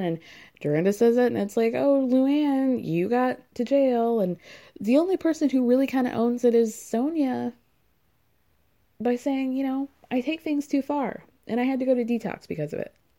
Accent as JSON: {"language": "English", "region": "New York", "country": "United States", "said": "as a New Yorker"}